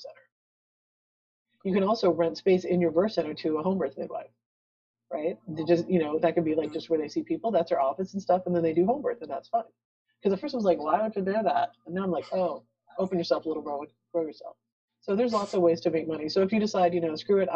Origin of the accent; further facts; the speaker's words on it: El Paso, Texas, United States; moved away; I grew up in El Paso